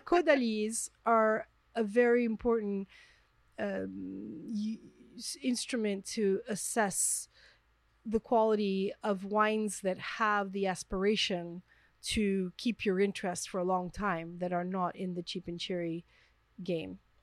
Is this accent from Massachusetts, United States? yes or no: no; New York City, New York, United States; moved away as an adult; now in France; I'm from Manhattan